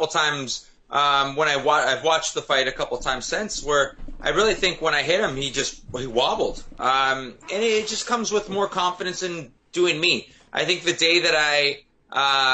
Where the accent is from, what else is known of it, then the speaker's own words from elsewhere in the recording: Canada; not my hometown, but in my home country